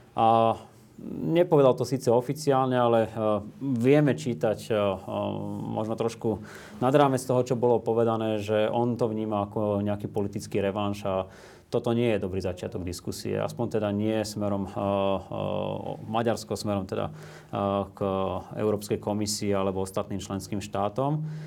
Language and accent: Slovak; Slovakia; u nás na Slovensku